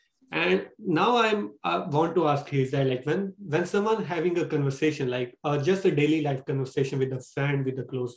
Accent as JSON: {"language": "English", "country": "India", "second_language": "English", "moved": "as an adult", "lives_now": "Brampton, Canada", "said": "I'm Indian, like I came from India 3 years back."}